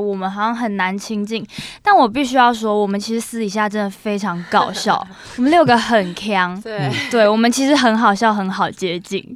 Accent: Taichung, Taiwan; moved away as an adult; now in Taipei, Taiwan; 因为我本身是台中人

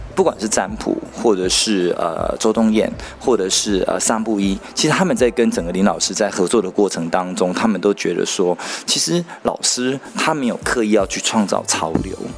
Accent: Pingtung County, Taiwan; 我们屏东人素养也很好

